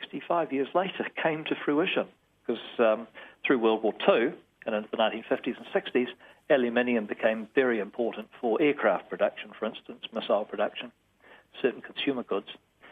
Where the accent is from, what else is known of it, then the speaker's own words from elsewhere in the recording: Invercargill, Southland, New Zealand; I'm from Invercargill originally, and when I was growing up in the early 70s, Tiwai Point had just been constructed, and it was the biggest thing that had hit Southland.